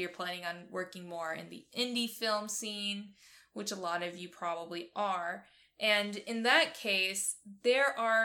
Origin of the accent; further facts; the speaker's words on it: Georgia, United States; We're from Georgia